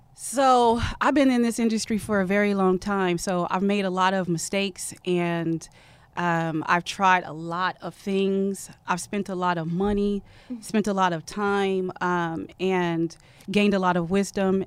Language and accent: English; Oregon, United States; moved away as an adult; a girl from Oregon